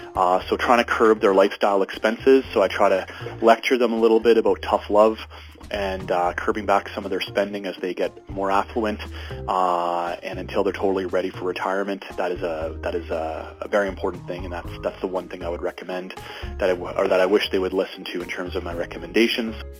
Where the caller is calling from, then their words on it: Edmonton, Alberta, Canada; I'm calling from Edmonton, Alberta